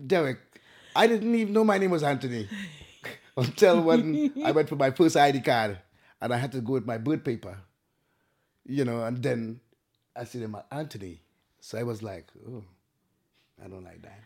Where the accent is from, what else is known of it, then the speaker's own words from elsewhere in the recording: Tobago, Trinidad & Tobago; moved away as an adult; also born or lived in Trinidad; now in Isle of Wight, United Kingdom; I came from Trinidad and Tobago, the island of Tobago. I was born in Trinidad, but I spent most of my time in Tobago.